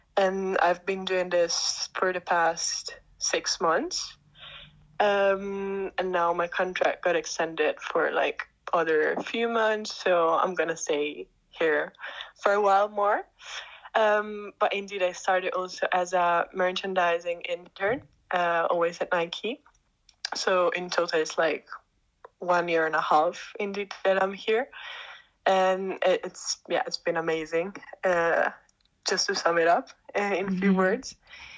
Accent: Italy; moved away as an adult; now in Amsterdam, Netherlands; I'm Italian. I was born and raised in Italy

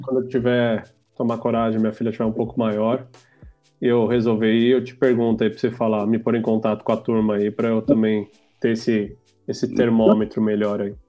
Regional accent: São Paulo, Brazil; moved away as an adult; now in Portugal; Sou de São Paulo.

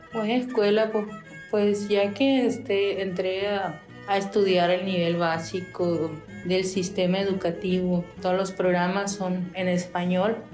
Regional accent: Yaqui, Sonora, Mexico; first language Yaqui; Spanish is a second language

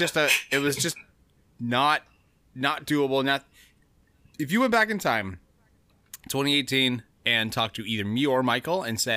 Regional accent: Canada; It's, as a Canadian, it's kind of fucked.

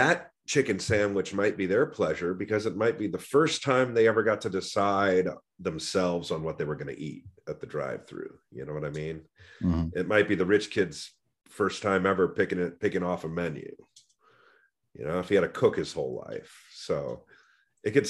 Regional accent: Walnut Creek, California, United States; growing up in Walnut Creek, California

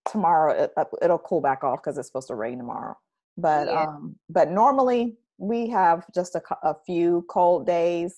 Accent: Orlando, Florida, United States; now in Tallahassee, United States; I grew up in Orlando

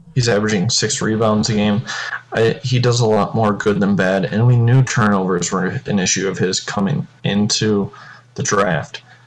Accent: Michigan, United States; we're all from Michigan

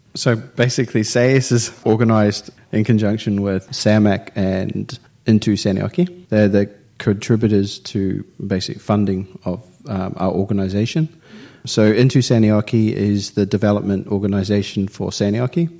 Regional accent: New Zealand; now in Finland; I'm from New Zealand

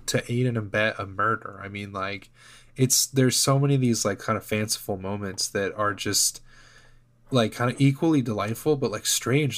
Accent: United States

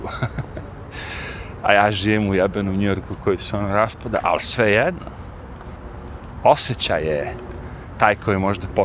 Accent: Serbia; now in United States; kod nas u Srbiji

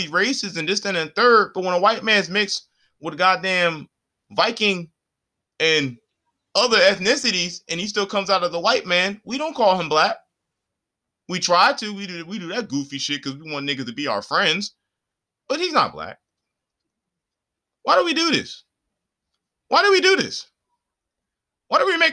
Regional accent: Puerto Rico; as somebody who is Puerto Rican, who's actually on the island

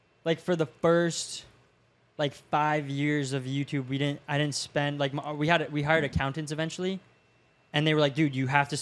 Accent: Safety Harbor, Florida, United States; I grew up in Safety Harbor, so super small town

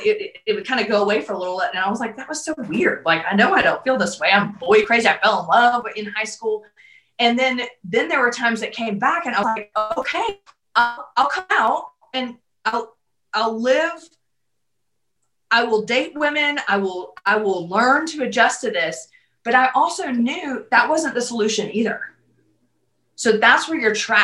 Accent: the South, United States; I grew up in the South

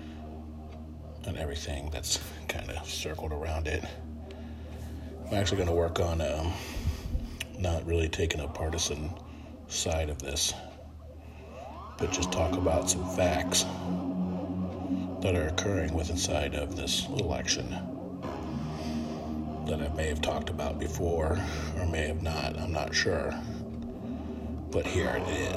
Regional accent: United States; as Americans

